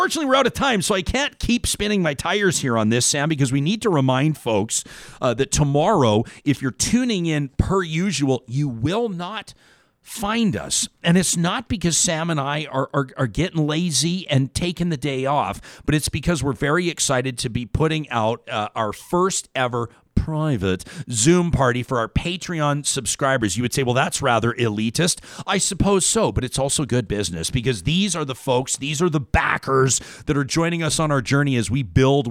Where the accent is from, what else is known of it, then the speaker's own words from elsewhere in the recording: Calgary, Alberta, Canada; moved away as an adult; now in Edmonton, Canada; I grew up in Calgary, a born and raised Calgary kid. But we've lived in Edmonton.